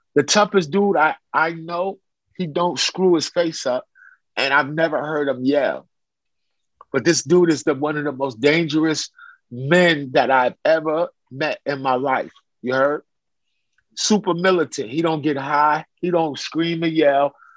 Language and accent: English; New York City, New York, United States; moved away as an adult; also born or lived in Chicago; now in California, United States; I grew up in Brooklyn, in downtown Brooklyn